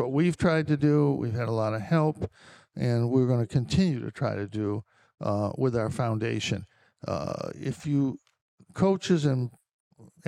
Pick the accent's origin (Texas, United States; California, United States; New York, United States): New York, United States; Lyons; moved away as an adult; also born or lived in Syracuse; I'm from Lyons. It's an hour away